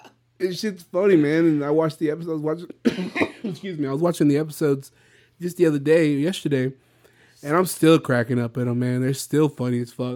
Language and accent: English; Victoria, Texas, United States; this my hometown